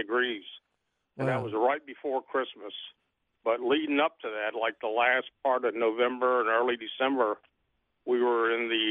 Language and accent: English; Miami, Florida, United States; now in Newberry, United States; I grew up with them in Miami, and we always had avocados